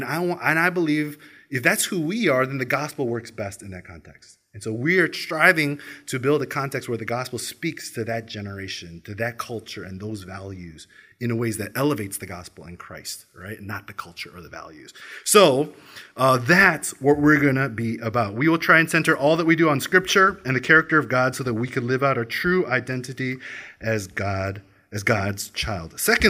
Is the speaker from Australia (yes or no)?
yes; Australia; I am Korean American Australian. You know, yes, I am Australia, yeah.